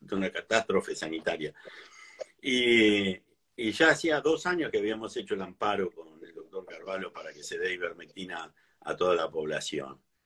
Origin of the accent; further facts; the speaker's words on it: Mar del Plata, Buenos Aires Province, Argentina; yo nací en Mar del Plata y toda la vida hice lo mismo? Trabajé acá, yo hice... Siempre, salvo cuando estudié en La Plata, después siempre viví acá